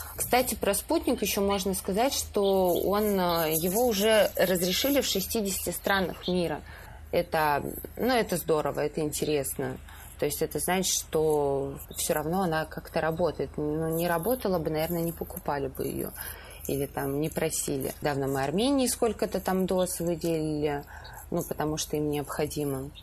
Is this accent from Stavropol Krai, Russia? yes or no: yes; Stavropol Krai, Russia; now in Moscow, Russia; я родилась в Ставропольском крае